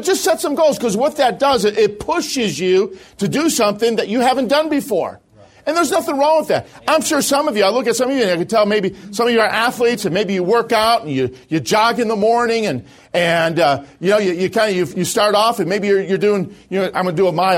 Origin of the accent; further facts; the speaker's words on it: Chicago, Illinois, United States; moved away; I'm originally from Chicago.